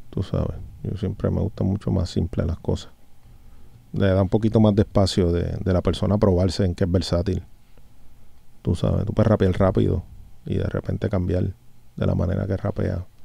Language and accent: Spanish; Puerto Rico; por tenerme aquí en mi isla, en el 100 por 35, de donde soy, de donde vengo y hacia donde salgo, brother, en realidad, a dejarle de saber a la gente lo que nosotros hacemos aquí en Puerto Rico.